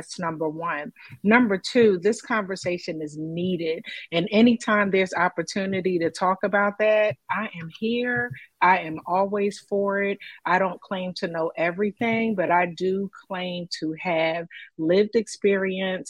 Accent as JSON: {"language": "English", "town": "Philadelphia", "region": "Pennsylvania", "country": "United States", "tie": "born or raised there", "said": "being from Philadelphia, yes, West Philadelphia, born and raised"}